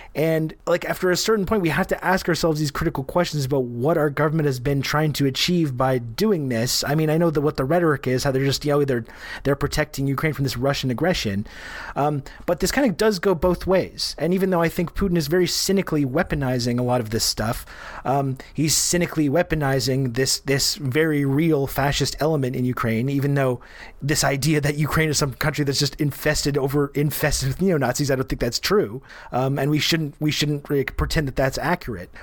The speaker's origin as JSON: {"language": "English", "country": "Canada", "said": "I'm Canadian"}